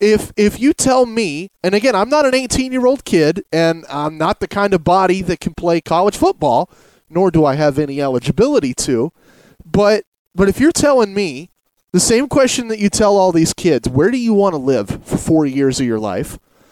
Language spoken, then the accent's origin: English; Medford, Oregon, United States; also born or lived in Redding, California; My family moved up to Oregon from Redding, Northern California area, when I was a toddler. And I've lived in Oregon the rest of my life. I'm 29 now. I consider myself a lifelong Oregonian.